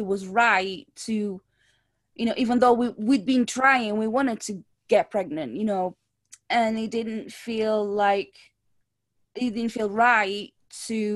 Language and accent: English; Lisbon, Portugal; moved away; back home where I'm from. So I'm from Lisbon, Portugal